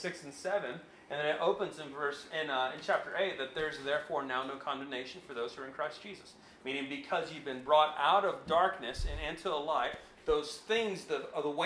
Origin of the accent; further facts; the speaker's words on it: United States; we're still an American citizen